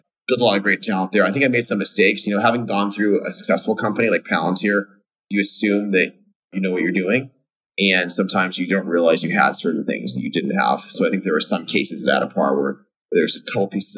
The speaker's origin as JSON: {"language": "English", "town": "Fremont", "region": "California", "country": "United States", "tie": "born or raised there", "said": "I grew up in Fremont, California, decidedly middle class"}